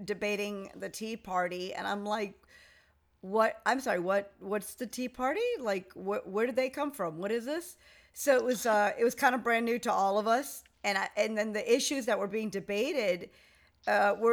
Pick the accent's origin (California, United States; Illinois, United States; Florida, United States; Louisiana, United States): Florida, United States; I'm from Florida